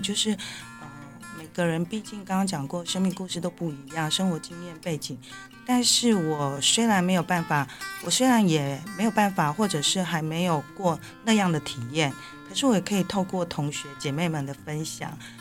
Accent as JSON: {"language": "Chinese", "country": "Taiwan", "said": "我们台湾人"}